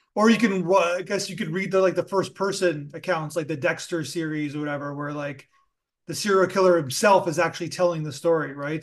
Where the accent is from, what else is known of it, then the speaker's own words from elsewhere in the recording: Toronto, Ontario, Canada; I'm from Toronto